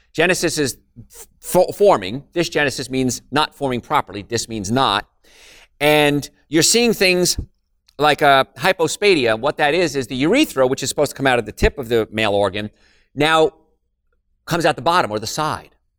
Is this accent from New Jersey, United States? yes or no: yes; New Jersey, United States; moved away; I'm from New Jersey, so I grew up in a place called Cancer Alley, and it was right around Carl Steady's Rutherford area